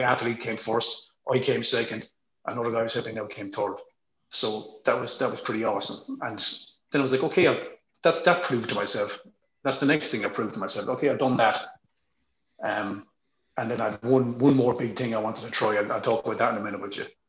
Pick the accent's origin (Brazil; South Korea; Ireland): Ireland; I'm Irish.